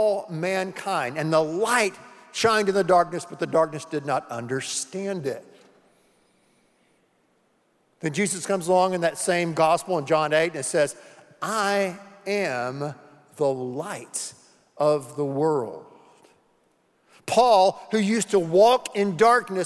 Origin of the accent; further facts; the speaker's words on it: the Carolinas, United States; When I was a little boy growing up in the Carolinas